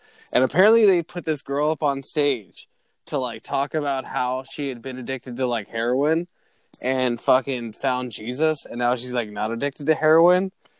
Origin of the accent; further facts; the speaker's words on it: Cincinnati, Ohio, United States; growing up in Cincinnati, Ohio